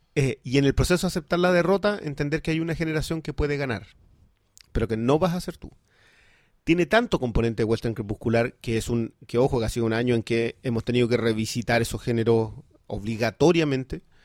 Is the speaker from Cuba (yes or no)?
no; southern Chile, Chile; yo vengo del sur de Chile